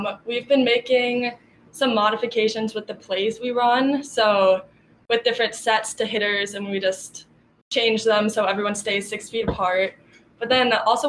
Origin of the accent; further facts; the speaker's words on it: Minnesota, United States; I'm from Minnesota